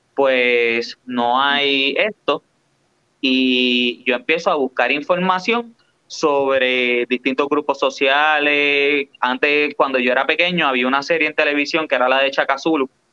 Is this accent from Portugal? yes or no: no; Puerto Rico